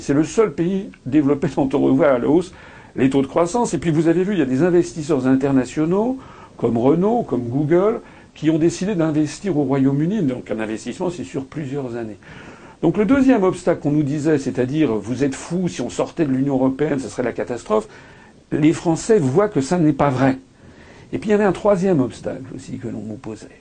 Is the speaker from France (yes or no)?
yes; France; nous sommes tous des Français